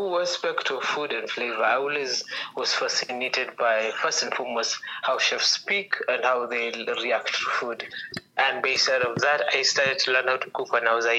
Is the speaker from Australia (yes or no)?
no; Nairobi, Kenya; I grew up in several places, but mostly in Nairobi.